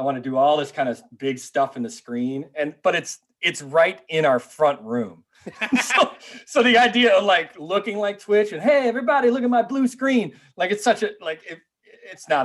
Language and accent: English; Wonder Lake, Illinois, United States; I grew up in Wonder Lake, Illinois, which is probably like an hour 45 from downtown